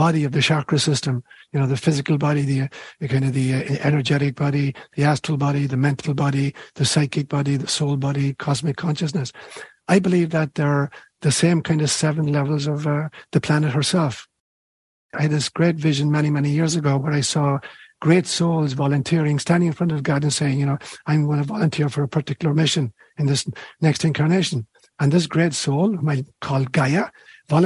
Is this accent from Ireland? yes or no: yes; Ireland; moved away; when I was a kid growing up in Ireland